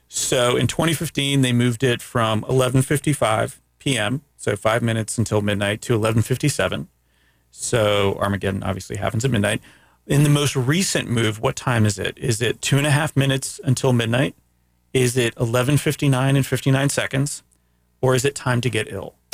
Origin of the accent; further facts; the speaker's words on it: Central Florida, United States; first language Greek; English is a second language; also born or lived in Canada; I've lived in Florida for over forty-three years. In two parts of Central Florida.